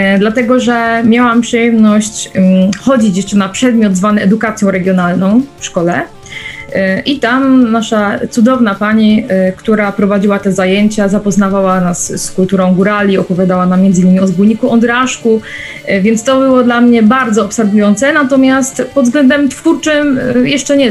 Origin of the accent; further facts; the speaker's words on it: Silesian Beskids, Silesian Voivodeship, Poland; Pochodzę z Beskidu Śląskiego